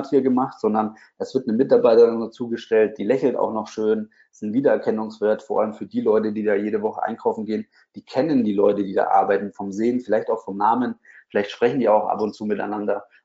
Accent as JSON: {"language": "German", "town": "Bamberg", "region": "Bavaria", "country": "Germany", "tie": "born or raised there", "said": "Ich habe damals ein Online-Magazin gehabt, ähm, was für meine Heimatstadt war."}